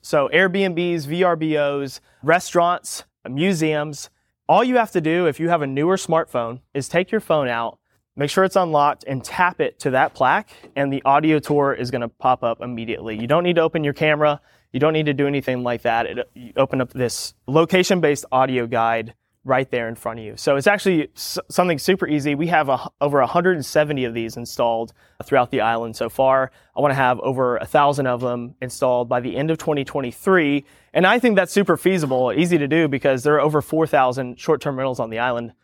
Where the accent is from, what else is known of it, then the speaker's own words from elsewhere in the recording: Galveston, Texas, United States; also born or lived in Houston; growing up around a port